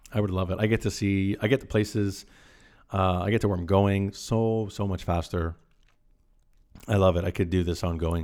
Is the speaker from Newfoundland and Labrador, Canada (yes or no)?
no; Caledon, Ontario, Canada; I grew up in Caledon, Ontario, and it was always an hour commute.